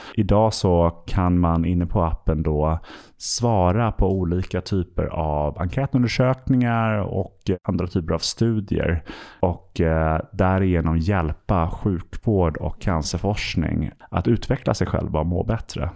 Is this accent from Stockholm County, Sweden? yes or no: yes; Stockholm, Stockholm County, Sweden; also born or lived in London; jag eh, är född och uppvuxen här i Stockholm